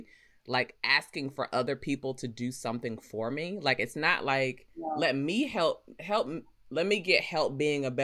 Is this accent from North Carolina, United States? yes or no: yes; Rocky Mount, North Carolina, United States; growing up, like, you know me, I'm from Rocky Mount. Like, we ain't have money